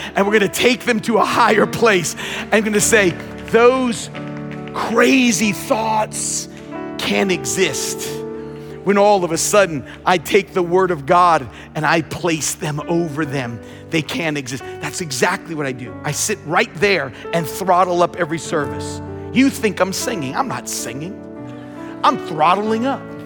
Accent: Long Island, New York, United States; I grew up on Long Island

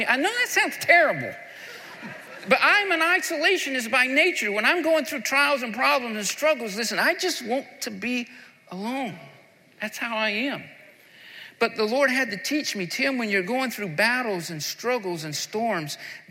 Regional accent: the South, United States; I'm from the South, and we love barbecue where I'm from.

